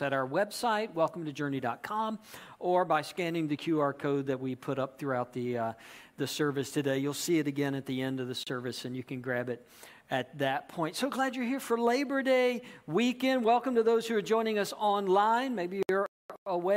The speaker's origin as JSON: {"language": "English", "region": "Georgia", "country": "United States", "tie": "born or raised there", "also_born_or_lived": "South Carolina", "said": "I grew up in Georgia"}